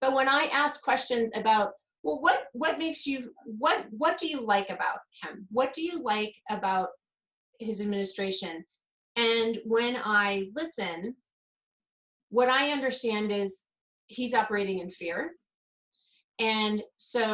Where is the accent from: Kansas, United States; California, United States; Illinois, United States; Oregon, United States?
Kansas, United States; moved away as an adult; I grew up in Kansas